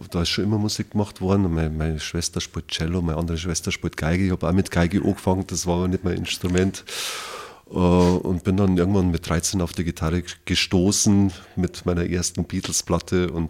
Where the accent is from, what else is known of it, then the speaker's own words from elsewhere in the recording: Wasserburg, Bavaria, Germany; Ich bin in Wasserburg geboren tatsächlich und war dann aber von 2000 bis 2017 ein bisschen im Exil, kann man sagen. Also habe nicht in Wasserburg gewohnt. Vorher die meiste Zeit schon. Und ja, also Wasserburg ist meine Stadt, auf jeden Fall.